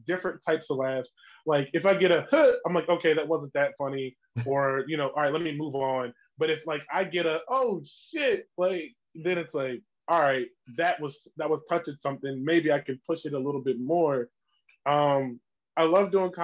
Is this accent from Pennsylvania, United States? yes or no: yes; Chester, Pennsylvania, United States; moved away as an adult; now in Williamsport, United States; I'm from Chester